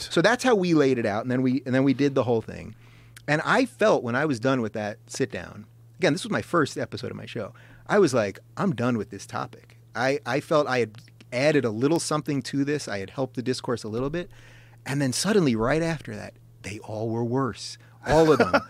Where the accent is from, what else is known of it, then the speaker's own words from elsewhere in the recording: Long Island, New York, United States; I'm a Jew from Long Island.